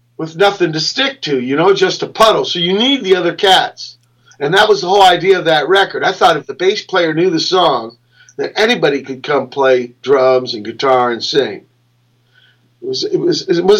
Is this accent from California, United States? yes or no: yes; Los Angeles, California, United States; born or raised there; also born or lived in Virginia